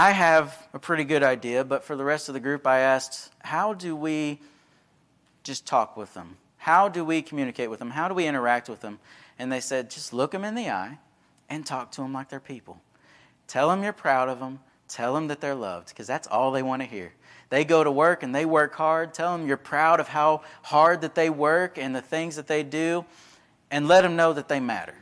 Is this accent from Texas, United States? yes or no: yes; Texas, United States; I was from Texas